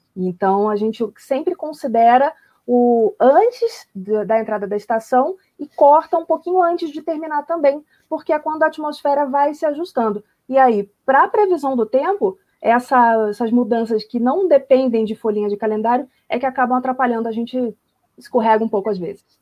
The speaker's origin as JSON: {"language": "Portuguese", "region": "Rio de Janeiro", "country": "Brazil", "moved": "yes", "said": "fiz curso técnico de meteorologia no ensino médio, lá no Rio de Janeiro. Tem a, o Cefet, né, que é o Centro Federal de Educação Tecnológica, o Rio, de onde eu venho"}